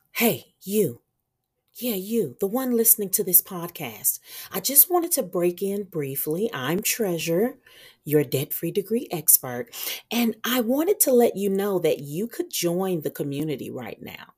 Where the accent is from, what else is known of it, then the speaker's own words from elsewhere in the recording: Meridian, Mississippi, United States; moved away; the community where I was raised in Meridian, Mississippi